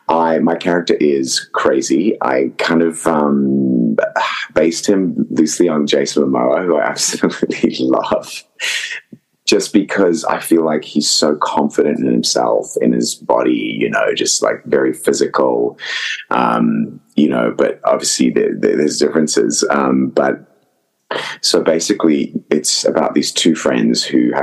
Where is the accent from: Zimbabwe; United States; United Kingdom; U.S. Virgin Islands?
Zimbabwe; accent: mix of Zimbabwean, Australian and American; the first movie I've got to use my natural accent, which is a crazy kind of mix. It does sound quite English, according to some people, but it's, you know, it's a mixture of sort of Zimbabwean, Australian, and I guess a bit of American